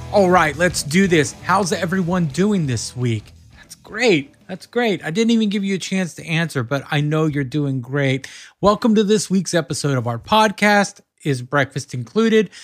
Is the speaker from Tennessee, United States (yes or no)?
no; Corsicana, Texas, United States; now in New Jersey, United States; I grew up in Texas. I'm from Texas